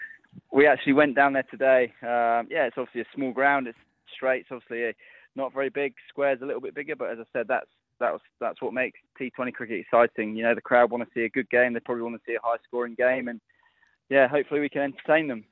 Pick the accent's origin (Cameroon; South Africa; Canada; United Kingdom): United Kingdom; England; as an Englishman